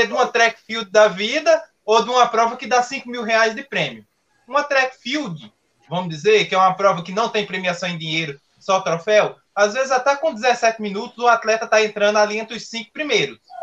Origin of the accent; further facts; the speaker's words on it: Pernambuco, Brazil; now in São Paulo, Brazil; não teria saído lá da minha cidade, lá em Pernambuco, é, e teria vindo aqui para São Paulo